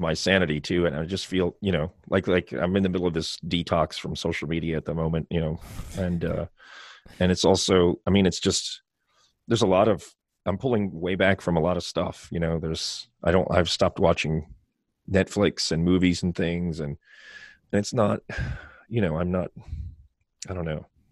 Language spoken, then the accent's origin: English; Baltimore, Maryland, United States; also born or lived in Ireland; people would ask me, "Where are you from?" And I'd say, "Baltimore."